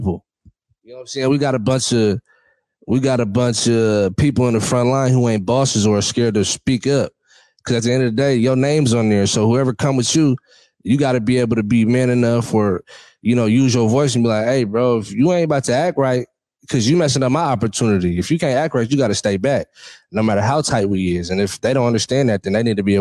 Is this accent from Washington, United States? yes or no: yes; Seattle, Washington, United States; I'm from Seattle